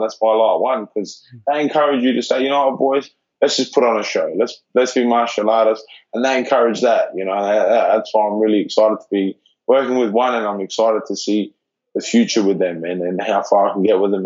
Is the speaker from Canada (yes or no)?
no; Adelaide, South Australia, Australia; moved away as an adult; I'm a kid from Adelaide